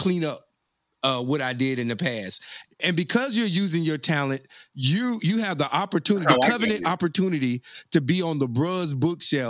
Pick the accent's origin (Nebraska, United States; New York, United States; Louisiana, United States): Louisiana, United States; Monroe; I grew up in Monroe, Louisiana in the 80s as well